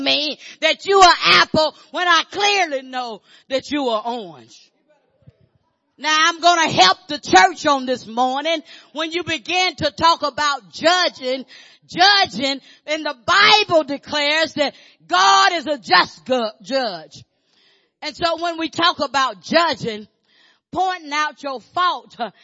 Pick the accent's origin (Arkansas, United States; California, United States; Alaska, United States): Arkansas, United States; I grew up in Arkansas.